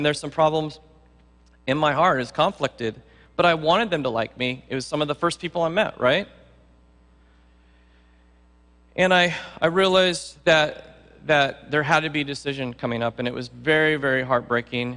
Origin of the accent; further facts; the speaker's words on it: San Luis Obispo, California, United States; moved away as an adult; also born or lived in Hayward, California; I'm from San Luis Obispo on the Central Coast